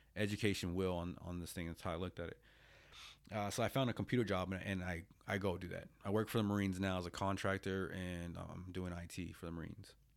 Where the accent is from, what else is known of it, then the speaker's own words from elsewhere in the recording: United States; moved away as an adult; also born or lived in Japan; I get a local job at the V A, um, here in my hometown